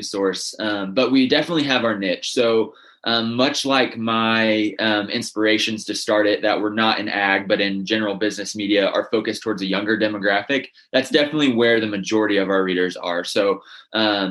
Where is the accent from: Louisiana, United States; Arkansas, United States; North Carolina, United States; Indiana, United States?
Indiana, United States; Northern; I'm from Northern Indiana. I grew up in a big family of pork producers